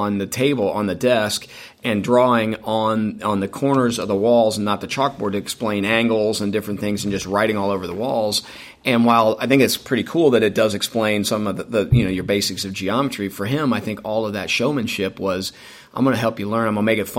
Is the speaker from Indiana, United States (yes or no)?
yes; Hendricks County, Indiana, United States; we moved from Indy to Hendricks County